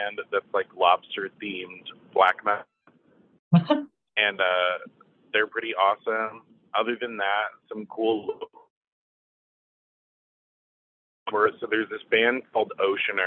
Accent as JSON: {"language": "English", "town": "St. Augustine", "region": "Florida", "country": "United States", "tie": "born or raised there", "moved": "yes", "lives_now": "Savannah, United States", "said": "I grew up in St. Augustine, Florida, for a lot of my childhood"}